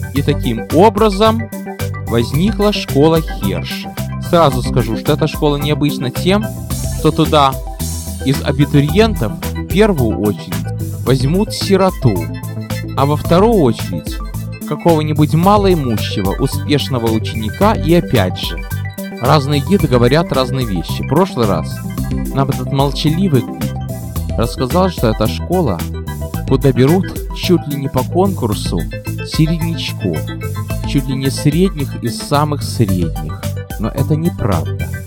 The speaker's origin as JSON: {"language": "Russian", "town": "Odesa", "region": "Odesa Oblast", "country": "Ukraine", "tie": "born or raised there", "moved": "yes", "lives_now": "United States", "said": "родная Одесса"}